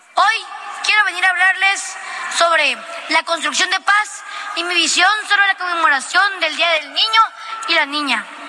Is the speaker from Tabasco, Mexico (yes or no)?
yes; Teapa, Tabasco, Mexico; vengo del municipio de Teapa. Soy un tabasqueño de corazón.